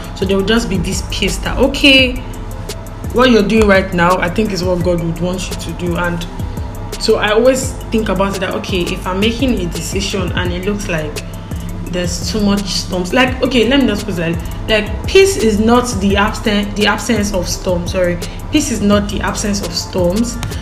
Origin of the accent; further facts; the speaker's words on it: Igbo, Igboland, Nigeria; accent: Igbo; I'm Igbo, by the way, I'm Igbo. I don't know if you tell from my diction or accent, but I'm Igbo.